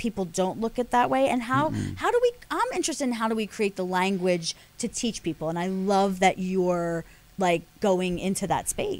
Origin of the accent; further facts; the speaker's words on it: Philadelphia, Pennsylvania, United States; moved away; I'm from Philly originally